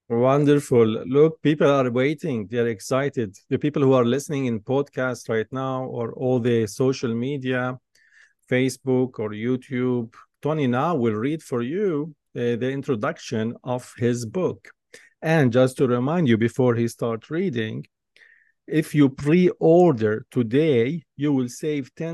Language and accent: English; Jerusalem, Jerusalem District, Israel; Growing up in Jerusalem, I always had this inner feeling and desire to explore new places.